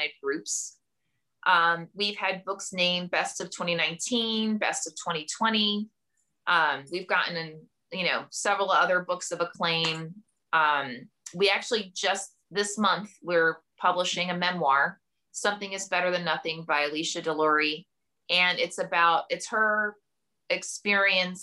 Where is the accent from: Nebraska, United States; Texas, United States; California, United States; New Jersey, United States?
New Jersey, United States; Camden; I grew up in Camden, New Jersey, which at the time was one of the most dangerous cities in America